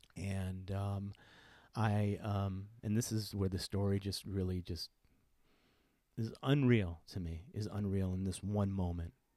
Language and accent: English; Connecticut, United States; I grew up in Connecticut